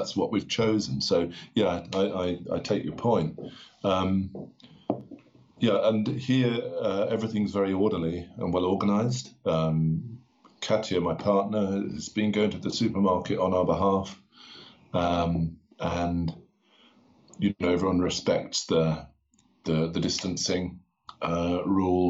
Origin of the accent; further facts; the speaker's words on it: London, United Kingdom; moved away as an adult; also born or lived in Berlin, Germany; now in Aosta, Italy; places that I used to live in London, where I'm from